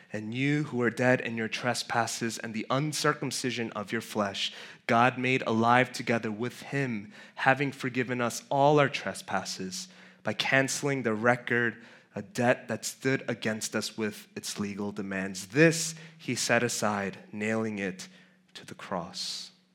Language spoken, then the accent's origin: English; New York City, New York, United States; I grew up in Flushing. Um, technically white stone, but it's close enough